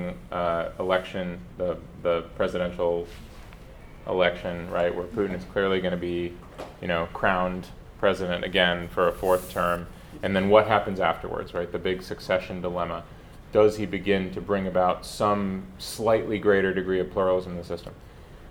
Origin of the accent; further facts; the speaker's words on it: United States; I'm American. I'm American through and through